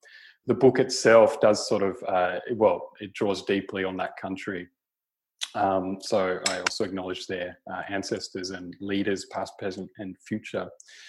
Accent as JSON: {"language": "English", "country": "Australia", "also_born_or_lived": "Kimberley", "said": "being Australian and sort of, you know, living on the South Coast"}